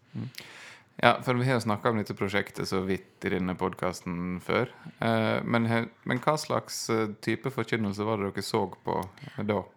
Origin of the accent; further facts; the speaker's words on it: Ørsta, Møre og Romsdal, Norway; moved away; hjemme i Ørsta, der jeg kommer fra